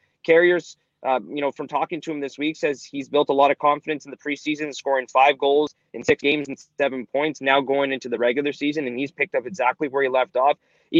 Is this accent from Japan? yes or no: no; Ottawa, Ontario, Canada; moved away as an adult; also born or lived in Toronto / Lansing, Michigan / Powell River, British Columbia; now in Regina, Canada; I lived, obviously, grew up, born and raised in Ottawa, you know, lived in Toronto, lived in Lansing, Michigan, and I lived in Powell River, British Columbia.